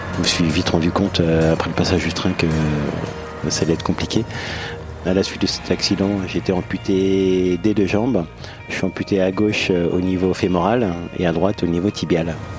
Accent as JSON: {"language": "French", "town": "La Celle-Saint-Cloud", "region": "Île-de-France", "country": "France", "tie": "born or raised there", "said": "Je suis né à la Salle-Saint-Cloud, en région parisienne."}